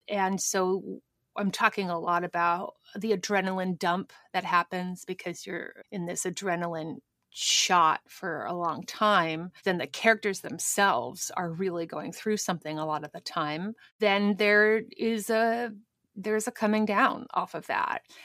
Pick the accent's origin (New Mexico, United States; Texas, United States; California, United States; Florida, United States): New Mexico, United States; Albuquerque; moved away; Better Call Saul, which shoots in my hometown